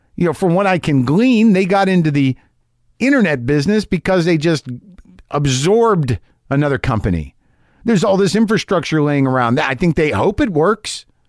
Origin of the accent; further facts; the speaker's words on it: Albuquerque, New Mexico, United States; Albuquerque, New Mexico